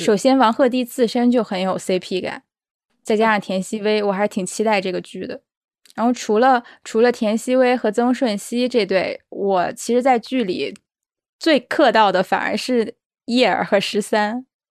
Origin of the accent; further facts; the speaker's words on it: China; 我们中国人